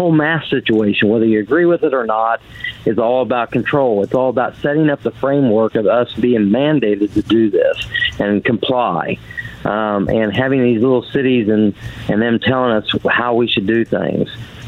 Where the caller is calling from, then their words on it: Oklahoma, United States; I'm from Oklahoma.